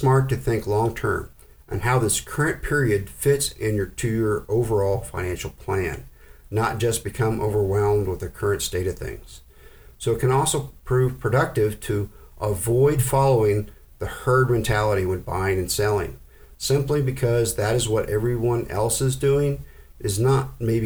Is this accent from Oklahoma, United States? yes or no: yes; Oklahoma, United States; I grew up in Oklahoma